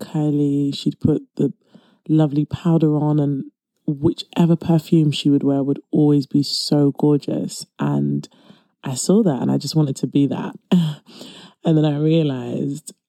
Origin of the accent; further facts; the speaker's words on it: London, United Kingdom; accent: British; I was born and raised in East London